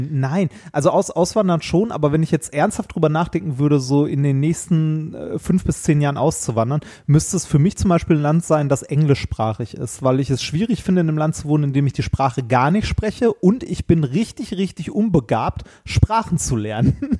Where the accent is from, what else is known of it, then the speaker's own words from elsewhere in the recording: Ruhr area, North Rhine-Westphalia, Germany; moved away; Meine Heimat war ja das Ruhrgebiet und äh, ist es auch immer noch und das wird es auch immer bleiben.